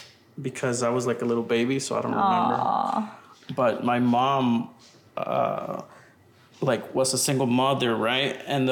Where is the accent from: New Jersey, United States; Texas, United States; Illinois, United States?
Texas, United States; Tyler; I'm actually from Tyler.